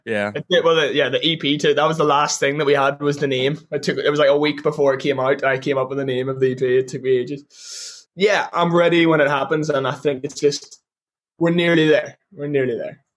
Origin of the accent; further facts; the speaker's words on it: Ireland; I'm an Irish artist and all we do is play live